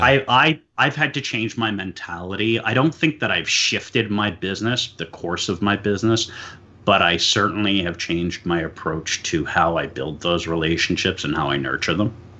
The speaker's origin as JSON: {"language": "English", "town": "New York City", "region": "New York", "country": "United States", "tie": "born or raised there", "moved": "as an adult", "lives_now": "Pennsylvania, United States", "said": "I was born and raised in New York City"}